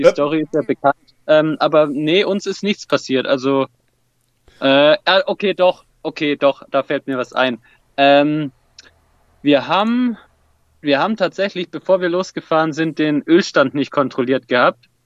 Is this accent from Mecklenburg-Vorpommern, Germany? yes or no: no; Swabia, Baden-Württemberg, Germany; born or raised there; also born or lived in Hesse